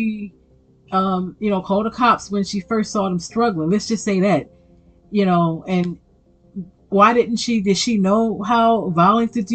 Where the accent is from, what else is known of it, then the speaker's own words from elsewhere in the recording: Baltimore, Maryland, United States; growing up in Baltimore City in the early 90s